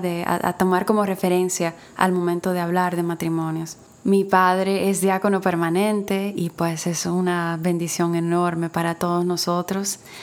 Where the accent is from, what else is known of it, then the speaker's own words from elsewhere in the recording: Dominican Republic; aquí en mi país, República Dominicana